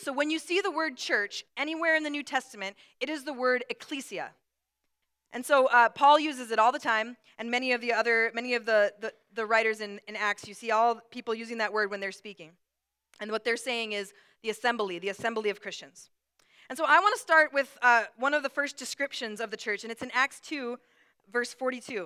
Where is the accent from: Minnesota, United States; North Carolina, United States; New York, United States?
Minnesota, United States; Brooklyn Park; also born or lived in Atlanta, Georgia; we moved to Minnesota from Atlanta, Georgia, and I was about six, five or six years old